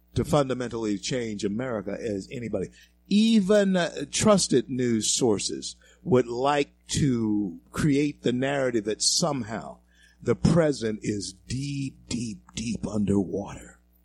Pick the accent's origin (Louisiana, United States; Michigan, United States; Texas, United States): Louisiana, United States; now in Denver, United States; Louisiana, my home state, our, our state